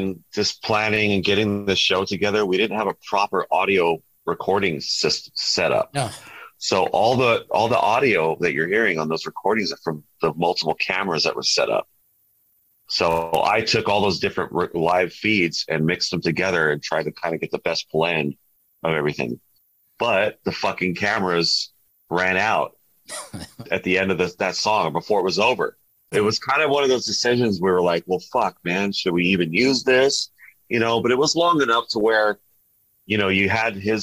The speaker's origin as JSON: {"language": "English", "region": "Southern California", "country": "United States", "said": "we're from California and Southern California"}